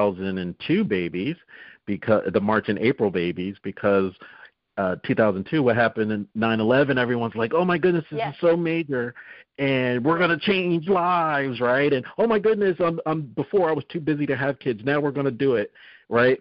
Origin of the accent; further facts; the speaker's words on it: Northeast, United States; we're both from the Northeast